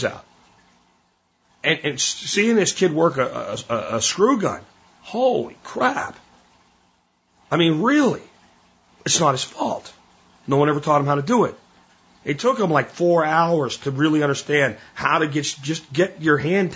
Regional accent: Texas, United States; Growing up in Texas

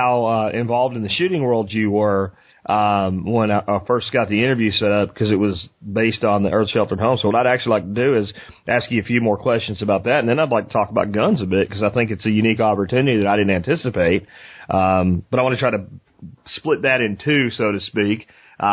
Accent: Eagle Mountain area, northwest Dallas–Fort Worth Metroplex, Texas, United States; I'm from the Eagle Mountain area near Eagle Mountain Lake.

